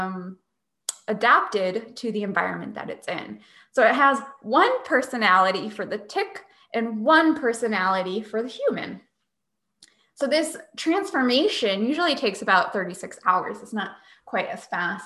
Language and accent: English; Northeast, United States; growing up in the Northeast